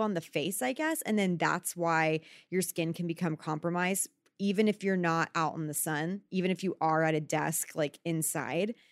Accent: Texas, United States; moved away; I grew up in Texas

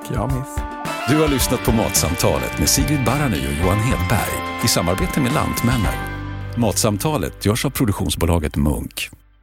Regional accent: Sala, Västmanland, Sweden; Där jag kommer ifrån

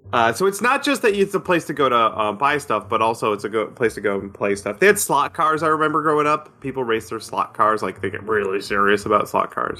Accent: near Syracuse, upstate New York, United States; moved away; my hometown, my little um, town in upstate New York

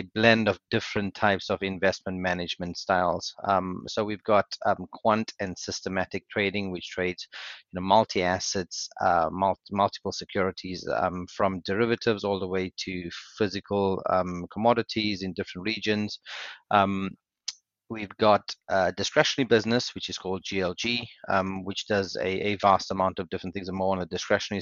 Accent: South Africa; moved away as an adult; now in United Kingdom; So I'm South African born. I did my university in South Africa. I moved to the UK in 2004.

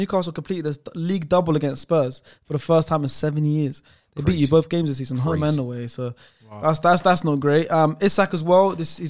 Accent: Puntland, Somalia; I'm from Puntland.

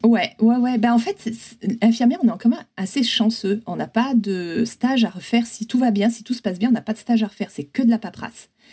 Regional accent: Provence-Alpes-Côte d'Azur, France; moved away as an adult; also born or lived in Grenoble; now in San Francisco, United States; je suis originaire des Hautes-Alpes

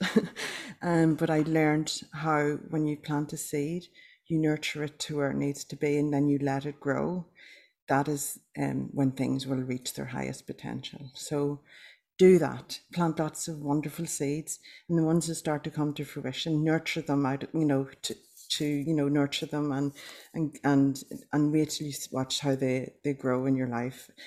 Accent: Ireland; now in Australia; I'm Irish

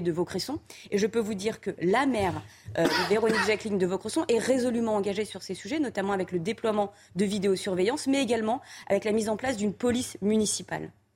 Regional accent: France; en tant que Français, mais aussi en tant qu'Européens

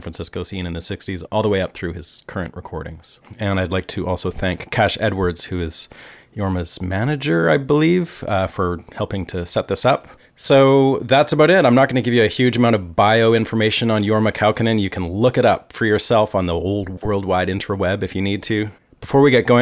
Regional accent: Canada; as a kid growing up in Canada

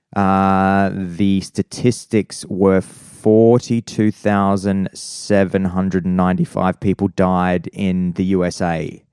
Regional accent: Adelaide, South Australia, Australia; I grew up in Prospect in, uh, in, in, uh, in Adelaide

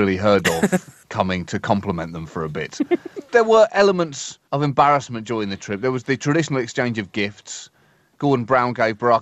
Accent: United Kingdom; as a British person

